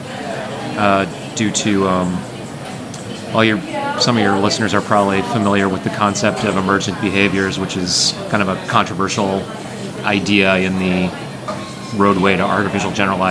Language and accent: English; Cambridge, Massachusetts, United States; I'm from Cambridge, Massachusetts